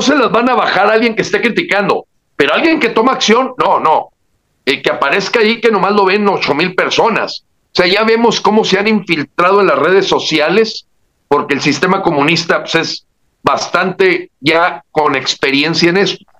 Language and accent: Spanish; Mexico; como mexicanos